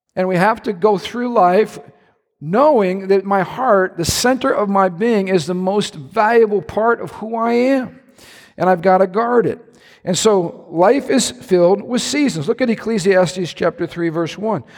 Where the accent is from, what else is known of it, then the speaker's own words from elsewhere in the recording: Midwest, United States; I love being a Midwesterner